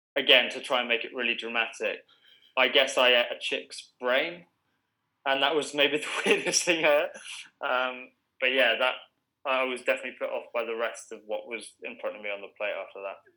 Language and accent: English; England, United Kingdom